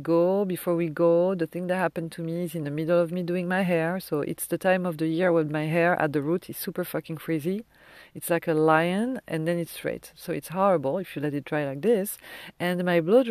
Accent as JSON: {"language": "English", "country": "France", "accent": "French", "second_language": "English", "moved": "yes", "said": "my French accent"}